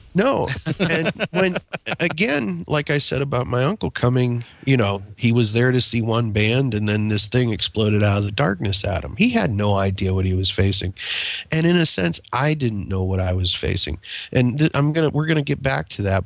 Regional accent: United States; also born or lived in Pennsylvania / Ohio; now in Southern United States; I grew up in the Ohio and Pennsylvania region of the United States

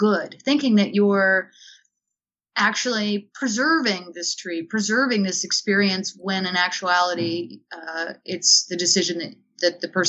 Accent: the South, United States; accent: southern; my southern accent.

